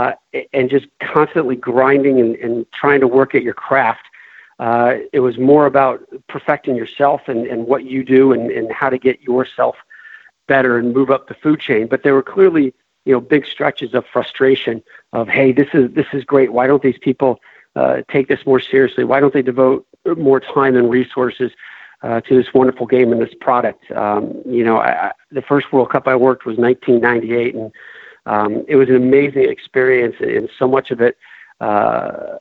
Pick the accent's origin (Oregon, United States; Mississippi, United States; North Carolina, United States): North Carolina, United States; Chapel Hill; when I was a young kid, growing up in North Carolina